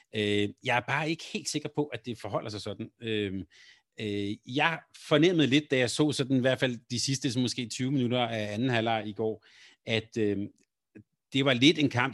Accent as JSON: {"language": "Danish", "town": "Helsingør", "region": "Capital Region of Denmark", "country": "Denmark", "tie": "born or raised there", "said": "i min barndom, da jeg voksede op i Helsingør"}